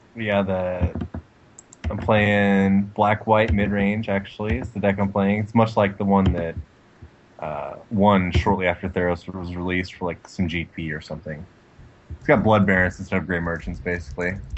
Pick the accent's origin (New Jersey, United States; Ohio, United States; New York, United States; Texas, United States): Texas, United States; moved away as an adult; also born or lived in Washington; I moved back down from Washington to Texas and you know where I'm originally from